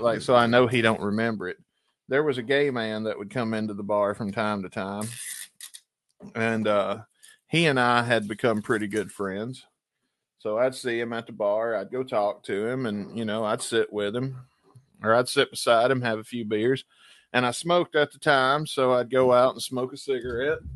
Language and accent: English; Booneville, Mississippi, United States; I'm technically from Booneville, Mississippi